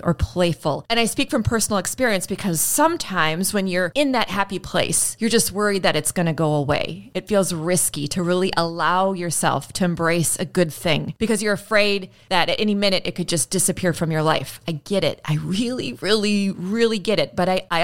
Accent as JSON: {"language": "English", "country": "United States", "said": "I'm still an American"}